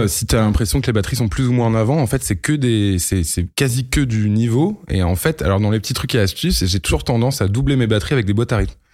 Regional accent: Lille, Hauts-de-France, France; j'ai 32 ans. Euh, je viens de Lille

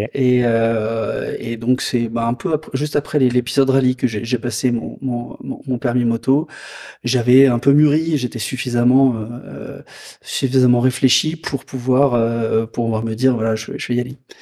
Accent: Lyon area, Auvergne-Rhône-Alpes, France; moved away as an adult; revenir dans ma région natale

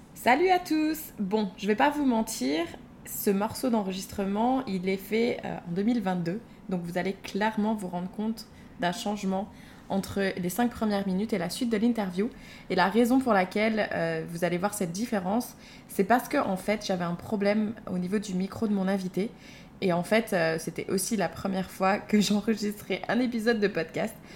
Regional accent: Moselle, Grand Est, France; on est du même village en Moselle

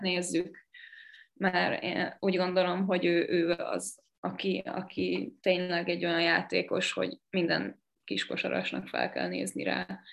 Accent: Sopron, Győr-Moson-Sopron, Hungary

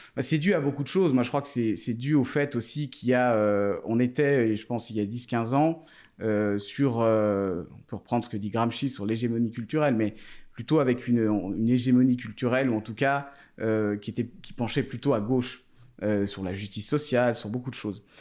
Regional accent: Thonon-les-Bains, Auvergne-Rhône-Alpes, France; je suis né à Tonon donc il y a 34 ans maintenant

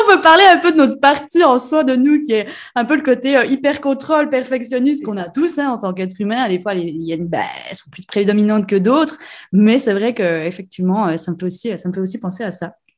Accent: Switzerland; Chez nous en Suisse

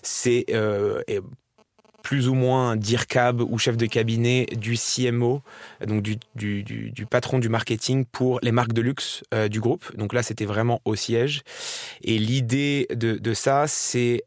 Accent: Marrakesh, Marrakesh-Safi, Morocco; moved away as an adult; also born or lived in Paris, France / Dubai, United Arab Emirates; je suis né, j'ai grandi à Marrakech

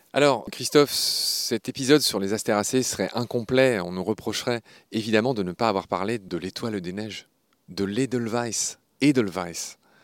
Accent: Lorraine, Grand Est, France; je suis lorrain. Et sur le blason de ma région, la Lorraine

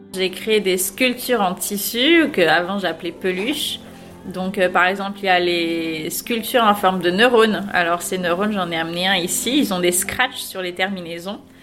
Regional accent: south of France, France; moved away as an adult; now in Paris, France; je viens du sud de la France. Il y a une dizaine d'années, je suis venue euh, à Paris

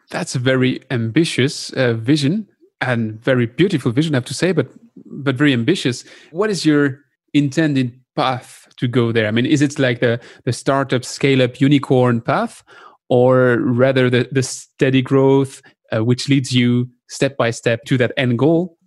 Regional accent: France; accent: French; English is a second language; my French accent

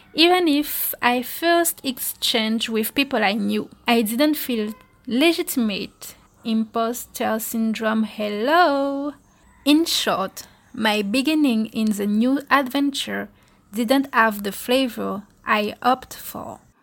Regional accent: Guadeloupe; I am originally from Guadeloupe

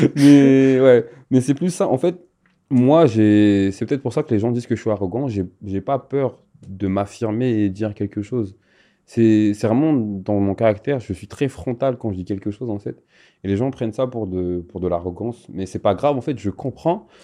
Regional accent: Madagascar; je viens de Madagascar

